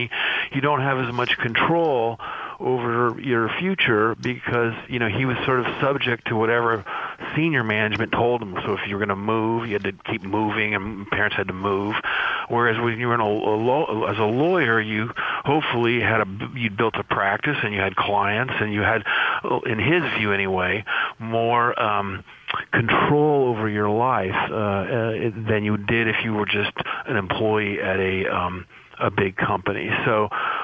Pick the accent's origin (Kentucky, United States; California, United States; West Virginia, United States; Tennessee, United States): California, United States; Santa Barbara; also born or lived in Indiana / Los Angeles, California; I grew up in Santa Barbara, California, where I went to high school and grade school and high school